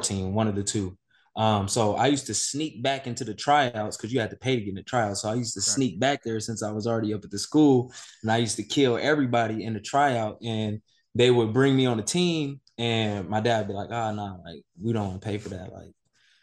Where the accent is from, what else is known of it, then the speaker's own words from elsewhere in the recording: Inglewood, California, United States; I grew up in Inglewood.